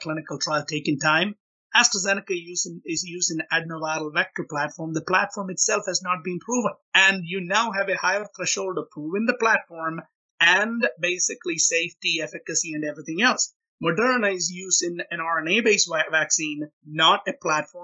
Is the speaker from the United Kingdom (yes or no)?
no; India; moved away as an adult; also born or lived in Rochester, Minnesota / Oklahoma; now in United States; I grew up in India